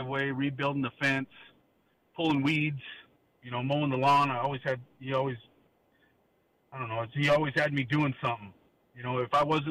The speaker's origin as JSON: {"language": "English", "town": "West Covina", "region": "California", "country": "United States", "tie": "born or raised there", "said": "I grew up in West Covina"}